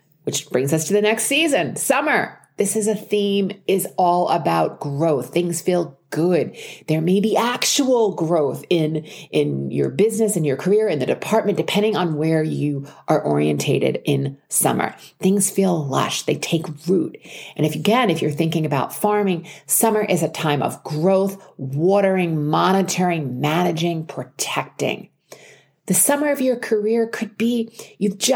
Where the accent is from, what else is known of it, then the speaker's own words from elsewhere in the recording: Long Island, New York, United States; I grew up on Long Island outside of New York City